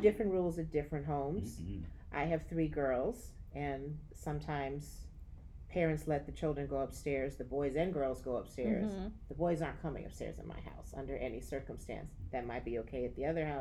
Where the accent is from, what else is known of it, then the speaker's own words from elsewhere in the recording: California, United States; I grew up in California, we'd spend a lot of time outside